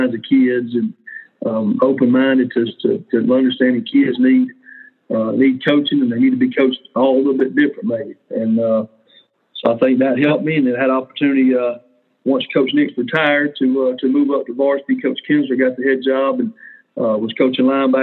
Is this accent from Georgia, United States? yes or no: yes; Griffin, Georgia, United States; I'm originally from Griffin, Georgia. I've been a Bear a long time. I played for Griffin Bears. And for me, playing high school football, great environment there when I was growing up